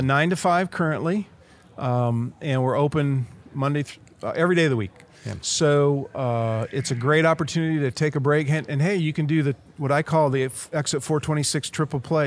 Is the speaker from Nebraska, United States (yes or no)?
yes; Nebraska, United States; I'm the astronaut from Nebraska